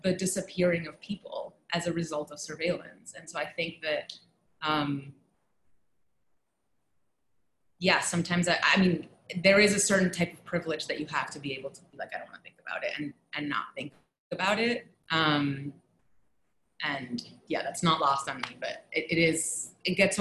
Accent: Barranquilla, Atlántico, Colombia; also born or lived in New York; now in New Haven, United States; I grew up in Barranquilla, which is where the Colombian Carnival is hosted every year.

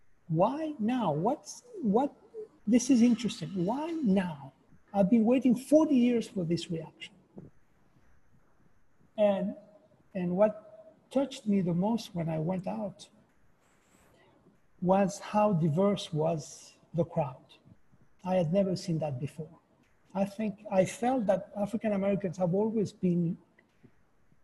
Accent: Chile; moved away as an adult; now in New York, United States; I was born in Chile, and I lived in Chile during the Pinochet regime

